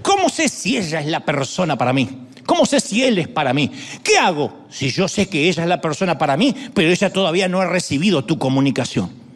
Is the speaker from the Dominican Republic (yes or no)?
no; Argentina; accent: Argentine; sí, hablas como argentino